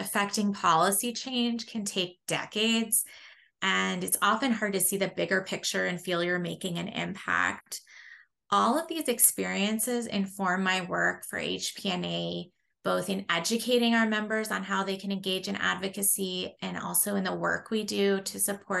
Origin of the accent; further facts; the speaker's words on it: Vermont, United States; moved away as an adult; also born or lived in Washington, D.C.; I was a page in the U.S. Senate for 6 months from my home state of Vermont